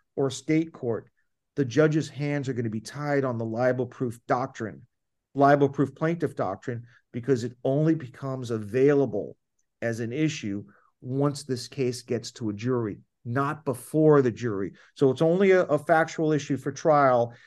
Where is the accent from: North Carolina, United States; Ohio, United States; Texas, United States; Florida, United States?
Florida, United States; My home state of Florida